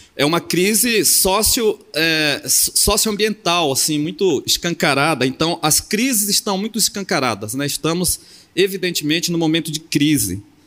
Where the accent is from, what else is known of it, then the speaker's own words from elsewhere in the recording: Amapá, Brazil; now in Porto Seguro, Brazil; Eu sou do Amapá, da fronteira com a Guiana Francesa, Suriname, e estou morando na, em Porto Seguro, na Bahia